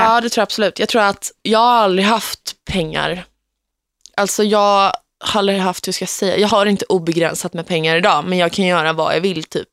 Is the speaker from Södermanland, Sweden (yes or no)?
yes; Gnesta, Södermanland, Sweden; Gnesta där jag kommer ifrån